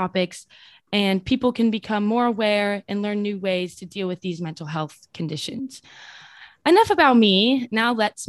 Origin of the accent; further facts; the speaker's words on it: Orange County, California, United States; moved away as an adult; also born or lived in New York City; I am 20 years old and currently a student studying philosophy at Pace University. I was born and raised in Orange County, and I go to school in New York City.